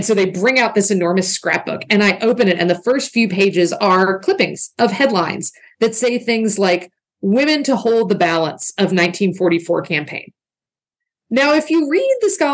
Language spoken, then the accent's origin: English; the South, United States; I'm a Southerner